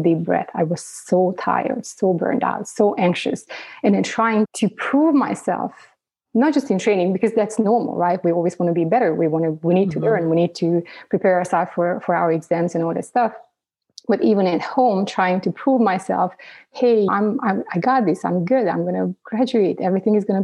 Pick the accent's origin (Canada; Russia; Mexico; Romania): Romania; Transylvania; moved away as an adult; now in United States; Originally, I'm from Romania. I grew up, growing up, it was communism